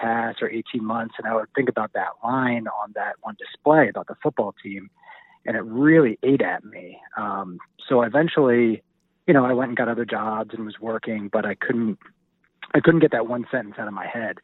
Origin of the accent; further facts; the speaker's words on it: New York, United States; I grew up in New York